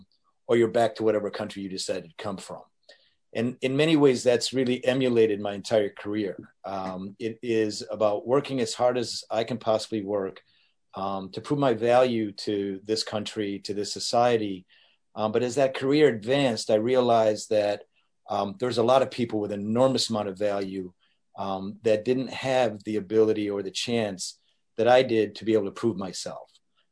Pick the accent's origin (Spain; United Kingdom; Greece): Spain; Madrid, Community of Madrid; born there; also born or lived in North Africa / Detroit; I was born in Madrid, lived in North Africa for a little bit of time, and then my first taste of American life was Detroit, 10 Mile and Gratiot.